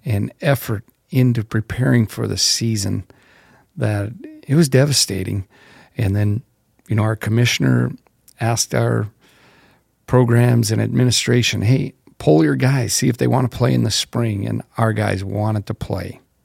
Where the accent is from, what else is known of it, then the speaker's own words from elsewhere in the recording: Zeeland, North Dakota, United States; I grew up in small town North Dakota, Zeeland, North Dakota, about 300 people.